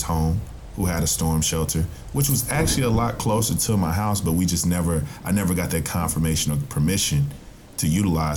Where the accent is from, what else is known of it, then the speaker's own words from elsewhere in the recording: Tennessee, United States; my home state of Tennessee